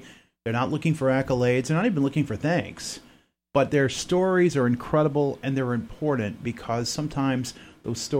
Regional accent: Florida, United States; moved away as an adult; also born or lived in Maine; We're from the South, from Florida

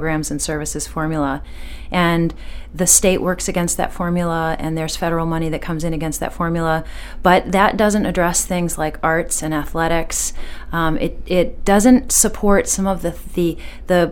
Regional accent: outside of Cleveland, Ohio, United States; now in Portland, United States; a town that I grew up in outside of Cleveland

